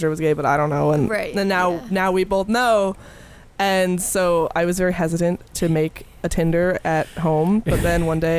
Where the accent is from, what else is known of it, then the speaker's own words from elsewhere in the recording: Upstate New York, United States; moved away as an adult; now in Boston, United States; I'm from New York.